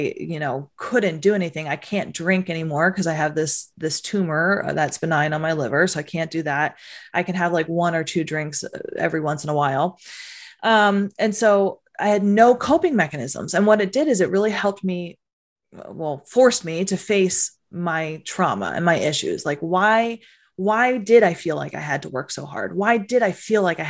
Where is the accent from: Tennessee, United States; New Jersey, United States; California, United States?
New Jersey, United States; I was from Jersey. I was this Jersey girl